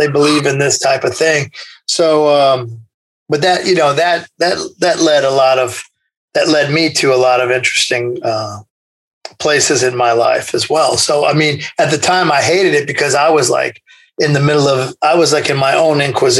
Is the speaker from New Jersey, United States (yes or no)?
no; Indiana, United States; born there; also born or lived in Kentucky; No, I was born in Indiana.